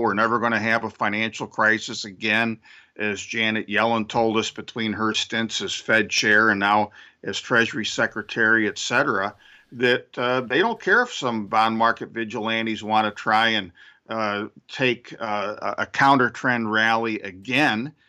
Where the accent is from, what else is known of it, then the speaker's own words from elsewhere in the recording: Syracuse, New York, United States; racist highways near where I grew up in Syracuse, New York